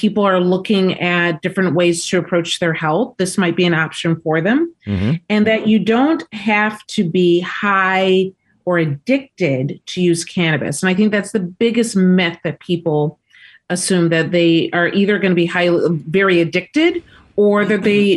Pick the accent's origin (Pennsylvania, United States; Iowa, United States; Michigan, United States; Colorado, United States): Michigan, United States; Detroit; moved away; I'm from Detroit, Michigan, originally